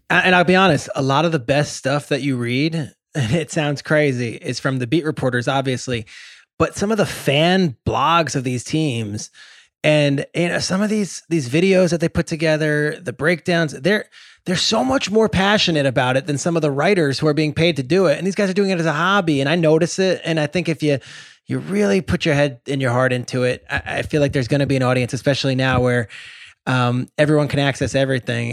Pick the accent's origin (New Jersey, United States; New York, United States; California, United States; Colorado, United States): New Jersey, United States; I grew up in New Jersey.